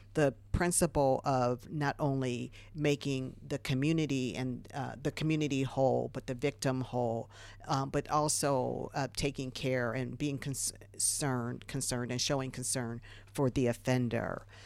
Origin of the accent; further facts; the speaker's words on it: Ohio, United States; moved away; I'm from Ohio originally.